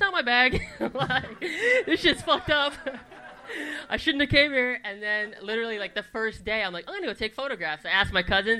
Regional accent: United States; my Arabic is kind of broken because I grew up out here.

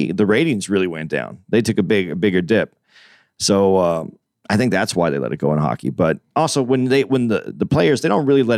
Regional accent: Phoenix, Arizona, United States; now in New York, United States; I'm from Phoenix

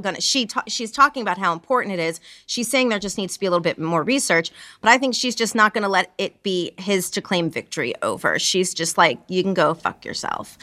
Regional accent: New York, United States; as a New Yorker

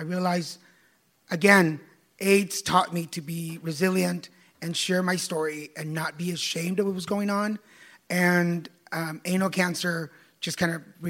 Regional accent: Texas, United States; I'm from Texas and I'm first generation.

